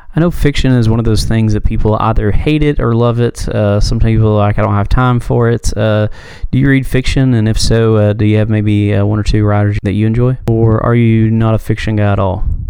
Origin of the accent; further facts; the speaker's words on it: Knoxville, Tennessee, United States; my hometown, I'm in Knoxville, Tennessee.